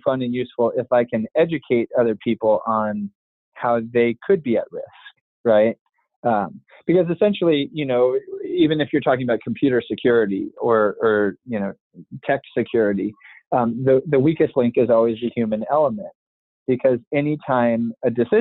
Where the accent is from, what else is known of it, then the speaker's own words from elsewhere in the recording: United States; you and I were born in the States